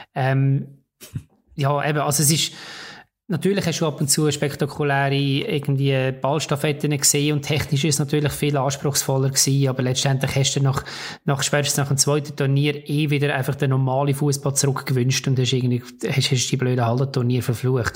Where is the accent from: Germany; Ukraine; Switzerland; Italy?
Switzerland; bei uns in der Schweiz